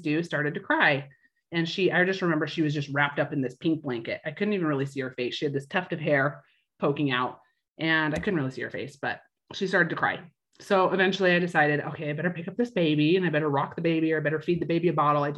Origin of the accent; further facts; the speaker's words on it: Idaho, United States; moved away as an adult; now in Utah, United States; From Idaho, born and raised there. And then I've lived in Utah my entire adult life